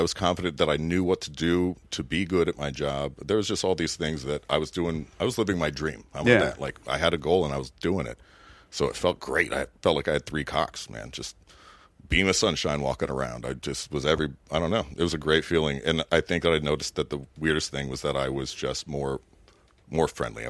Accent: Miami, Florida, United States

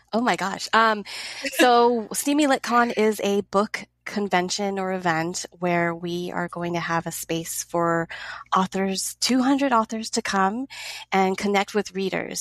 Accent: Los Angeles, California, United States; I live in Los Angeles. I'm born and raised in this area

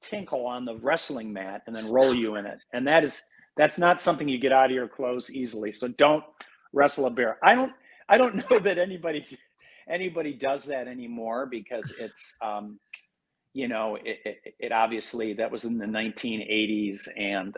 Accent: Madison, Wisconsin, United States; also born or lived in Fox Valley, Wisconsin; And I moved from Madison. I mean, my dad used to take me, we'd watch Rufus Roadrunner Ferguson, at Camp Randall, and we went to a few games there. But when I moved to the Fox Valley, I missed Madison so much

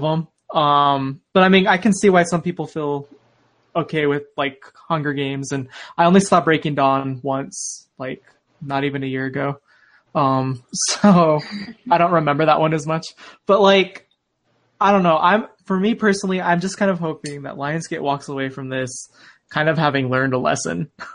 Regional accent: Arizona, United States; moved away as an adult; now in Utah, United States; I'm from Arizona. I'm still new to this whole snow cold thing. I'm living in Utah now

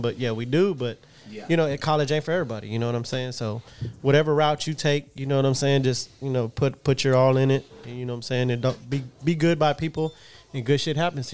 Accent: Houston, Texas, United States; We're right by downtown, you know what I'm saying? Denver Harbor. So, yeah, you know what I mean? We're all from out there

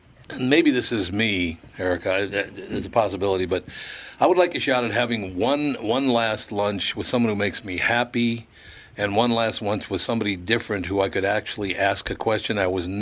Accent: Minnesota, United States; Obviously, being a Minnesotan, F. Scott Fitzgerald, I mean, who would pass on that, right?

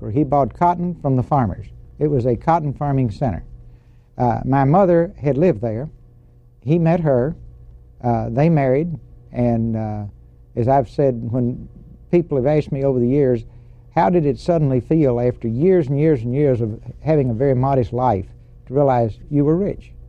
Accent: Texarkana, Texas, United States; Texarkana, Texas five blocks from the Arkansas border. How long did you live there? Uh, from the time I was born until the time I took my first airplane ride to go to the Naval Academy.

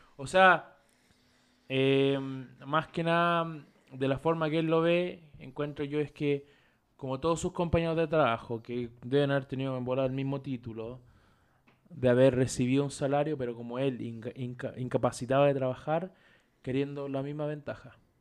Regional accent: Chile; como chileno

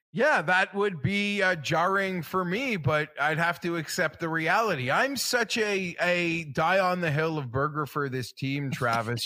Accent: Canada; I'm a Canadian

